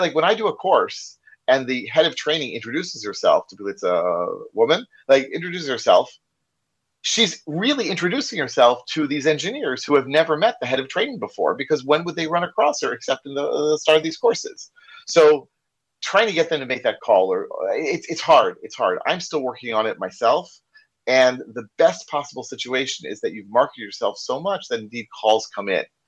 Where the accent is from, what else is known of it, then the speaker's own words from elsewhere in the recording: United States; accent: American; first language English; now in Israel; you probably can't tell from my accent, because I'm like originally from the U.S.